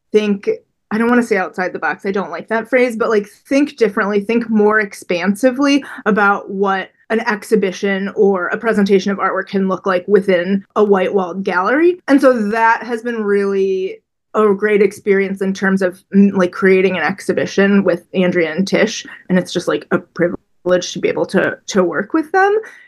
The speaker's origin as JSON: {"language": "English", "town": "Chicago", "region": "Illinois", "country": "United States", "tie": "born or raised there", "said": "I'm from Chicago. I grew up on Lake Michigan."}